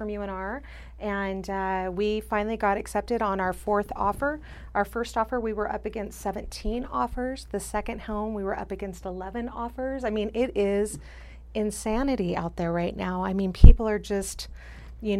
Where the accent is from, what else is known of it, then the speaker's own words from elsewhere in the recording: Northern Nevada, United States; I'm a native of Nevada. Of Northern Nevada. I grew up here. I born and raised